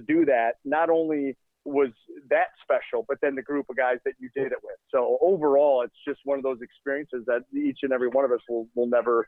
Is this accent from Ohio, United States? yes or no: yes; Cleveland, Ohio, United States; born or raised there; moved away as an adult; also born or lived in Phoenix, Arizona